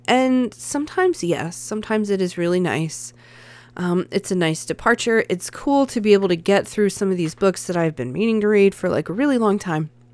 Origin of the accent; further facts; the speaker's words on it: the American South, United States; I'm a Southerner